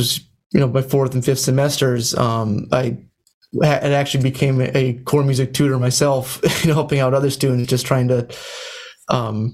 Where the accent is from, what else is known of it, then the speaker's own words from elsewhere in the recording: Central Massachusetts, United States; I came from Central Massachusetts, where, you know, the high school I went to had no music program